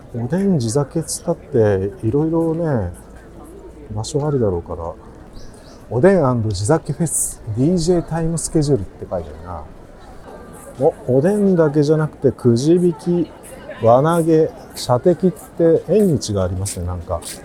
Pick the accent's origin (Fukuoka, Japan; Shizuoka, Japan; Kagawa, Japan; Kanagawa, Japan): Kagawa, Japan; moved away; 香川県生まれの香川でお送りします